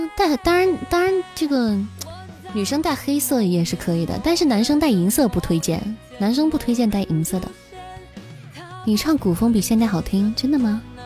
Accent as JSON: {"language": "Chinese", "town": "Xi'an", "region": "Shaanxi", "country": "China", "said": "我是西安的"}